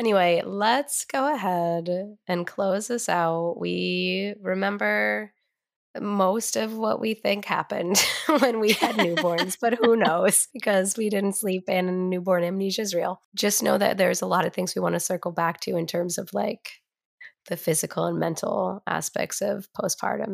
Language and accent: English; Vermont, United States; Growing up in Vermont